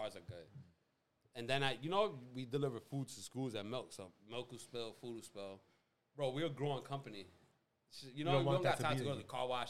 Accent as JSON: {"language": "English", "town": "New York City", "region": "New York", "country": "United States", "tie": "born or raised there", "said": "I grew up on Bailey on 225th"}